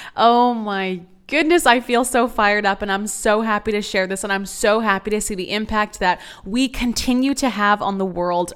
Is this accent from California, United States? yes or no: no; San Antonio, Texas, United States; moved away as an adult; also born or lived in Austin, Texas; now in Dallas, United States; I'm from San Antonio, Texas